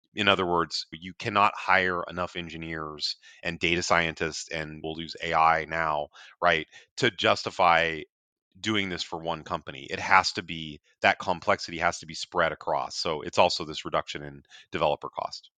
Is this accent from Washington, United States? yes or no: yes; north of Seattle, Washington, United States; I'm actually a Washington native